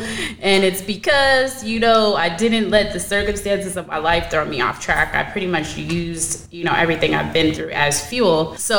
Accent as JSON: {"language": "English", "town": "Seattle", "region": "Washington", "country": "United States", "lives_now": "New York, United States", "said": "And so I came from Seattle, Washington, and I was like, I think I'm gonna go back to Seattle because, you know, I can't, you know, I was making way more money out there"}